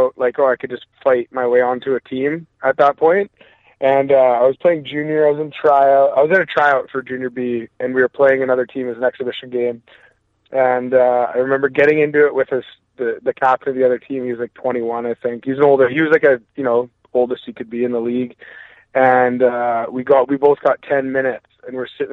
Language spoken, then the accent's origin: English; Maple Ridge, British Columbia, Canada; I grew up, born and raised in Maple Ridge, British Columbia